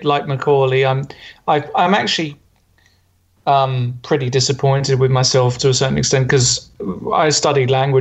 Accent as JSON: {"language": "English", "region": "London", "country": "United Kingdom", "moved": "as an adult", "lives_now": "Hamburg, Germany", "said": "I'm from London, of course, and yeah, coming from the east side"}